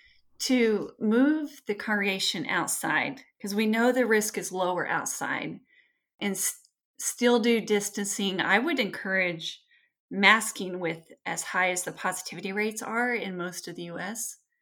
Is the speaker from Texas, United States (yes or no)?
yes; Texas, United States; I grew up with family in West Texas and the Lubbock and Amarillo and Midland and hospitals in the Panhandle are just full.